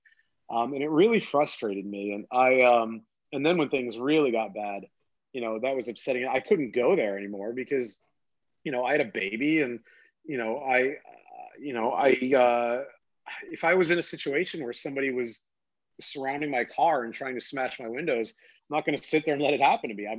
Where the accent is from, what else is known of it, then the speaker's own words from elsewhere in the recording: United States; I grew up right near New York City.